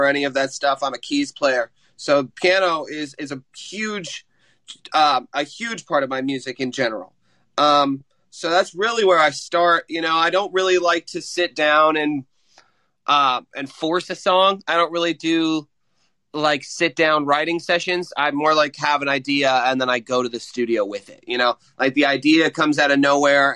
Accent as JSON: {"language": "English", "town": "Franklin", "region": "Indiana", "country": "United States", "said": "I'm from Franklin, Indiana"}